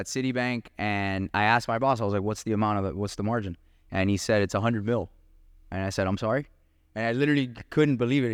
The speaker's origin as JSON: {"language": "English", "town": "Miami", "region": "Florida", "country": "United States", "said": "we're both from Miami, same mentality"}